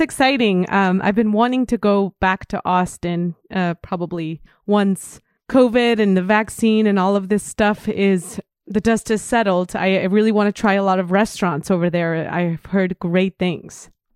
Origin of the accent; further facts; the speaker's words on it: Mexico; English is a second language; moved away; I went to a full immersion English school in Mexico. All of my classes were taught in English since I was in kindergarten